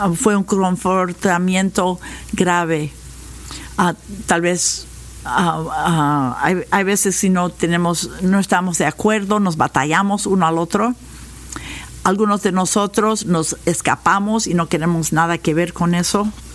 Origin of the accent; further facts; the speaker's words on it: United States; Spanish is a second language; nosotros como norteamericanos